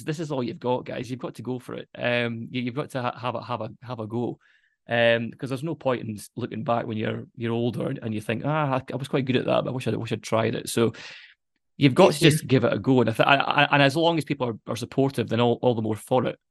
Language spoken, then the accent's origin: English; Dundee, Scotland, United Kingdom; I'm from Dundee, so my mum moved back to Dundee